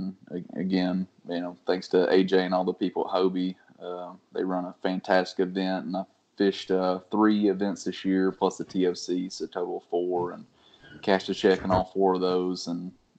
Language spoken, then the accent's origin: English; Maryville, Tennessee, United States; I'm from Maryville, Tennessee.